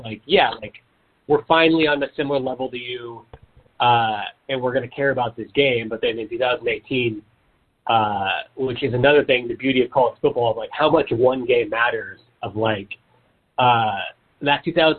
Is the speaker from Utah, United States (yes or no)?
no; Sedro-Woolley, Washington, United States; we're from Caesar Woolley